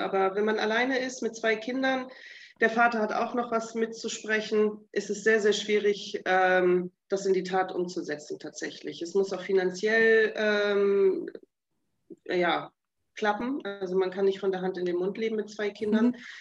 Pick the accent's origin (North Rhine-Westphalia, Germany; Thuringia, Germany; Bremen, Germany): Bremen, Germany; moved away as an adult; also born or lived in Delmenhorst / Africa; Ich komme aus Bremen gebürtig, ähm, habe die letzten 20 Jahre in Delmenhorst gewohnt